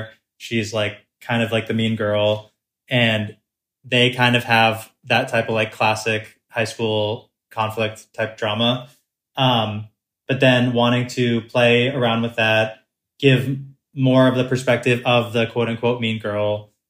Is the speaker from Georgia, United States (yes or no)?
no; Massachusetts, United States; So I grew up in Massachusetts in a town that I think it was like maybe 25 or 30% Asian.